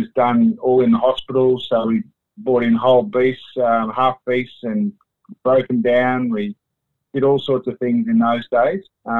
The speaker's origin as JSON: {"language": "English", "town": "Bendigo", "region": "Victoria", "country": "Australia", "tie": "born or raised there", "also_born_or_lived": "Canada / United Kingdom", "moved": "as an adult", "lives_now": "Ipswich, Australia", "said": "I was born in Bendigo in Victoria, educated in Victoria, in Bendigo at Four Hill High School."}